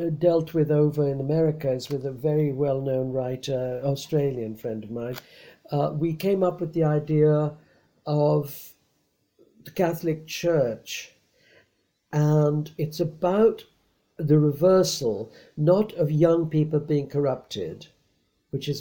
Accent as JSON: {"language": "English", "country": "India", "tie": "born or raised there", "moved": "yes", "said": "I was born in India in such and such a year"}